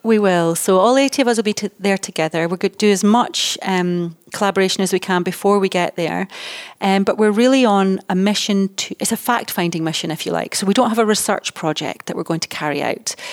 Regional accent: Dundee, Scotland, United Kingdom; moved away as an adult; also born or lived in United States; I was born in Dundee, and although I've worked all over the world, I'm now based in Dundee

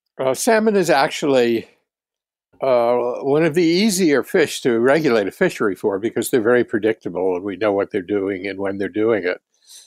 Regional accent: New England, United States; Yeah. Well, I'm from New England.

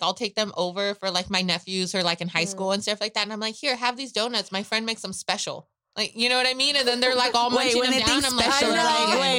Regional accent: Michoacán, Mexico; I'm from Michoacán.

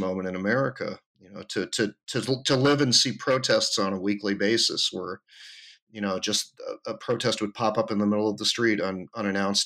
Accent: the Adirondacks, New York, United States; moved away as an adult; also born or lived in Twin Cities, Minnesota / Austin, Texas; now in San Francisco, United States; I grew up in the Adirondacks

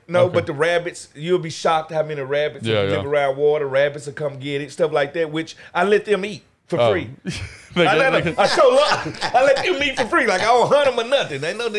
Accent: Mississippi, United States; moved away; I'm from Mississippi.

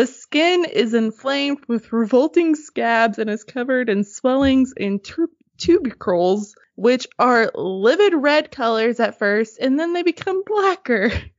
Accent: Arkansas, United States; In my hometown, there's this really old log cabin. It's the oldest structure in Arkansas.

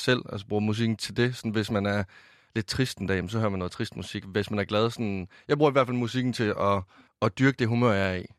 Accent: Varde, Southern Denmark, Denmark; jeg kommer fra Vardag over i Vestjylland

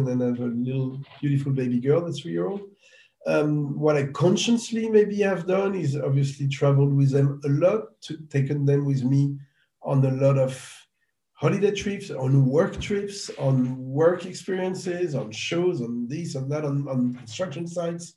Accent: France; I grew up in France

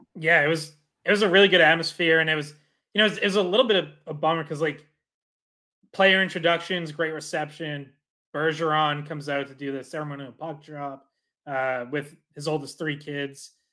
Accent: Dracut, Massachusetts, United States; I'm from Dorica, so I'm with you, like, went to Lockmart's games growing up, Lowell Spinners

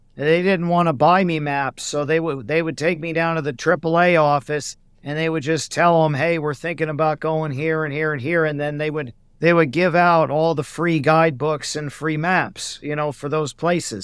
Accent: Oregon, United States; also born or lived in Glennallen, Alaska / Hawaii; I'm also originally from Oregon

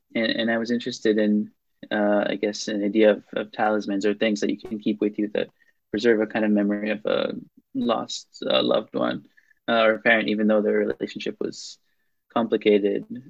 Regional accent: Tel Aviv, Tel Aviv District, Israel; English is a second language; moved away as an adult; also born or lived in Princeton, New Jersey, United States / Cambridge, United Kingdom; my uh, uh, neighborhood where I grew up in Israel, um, in Tel Aviv.

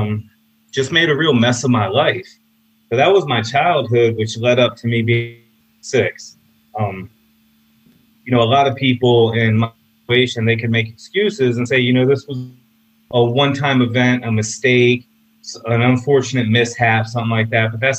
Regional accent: Apopka, Florida, United States; also born or lived in Orlando, Florida; I'm from Orlando, Florida, and I grew up in a small town called Apopka.

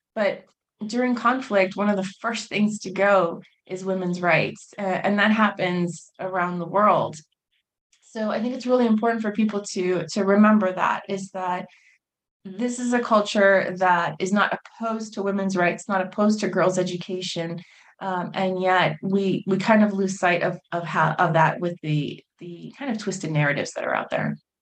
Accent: United States; I was born and raised in the United States.

